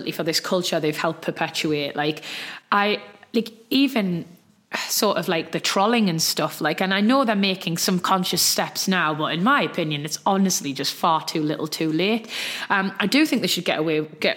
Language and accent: English; Geordie, North East England, United Kingdom; accent: Geordie; my Geordie accent